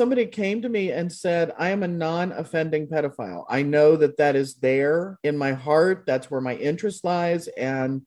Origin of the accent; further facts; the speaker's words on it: Kentucky, United States; now in Des Moines, United States; I grew up in Kentucky, way down in Kentucky.